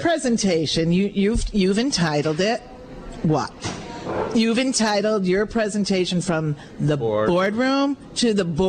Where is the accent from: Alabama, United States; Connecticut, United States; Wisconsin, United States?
Connecticut, United States; Wolcott; I grew up in Wolcott